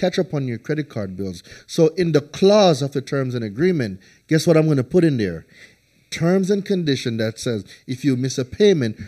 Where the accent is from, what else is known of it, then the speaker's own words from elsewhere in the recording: Jamaica; moved away as an adult; also born or lived in New Hampshire; I'm coming from Jamaica. 20 years of sunshine and rain. Dude, I've never seen snow.